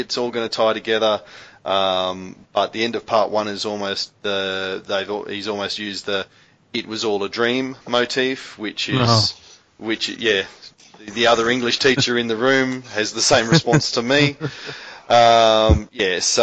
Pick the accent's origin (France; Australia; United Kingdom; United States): Australia; we're Australian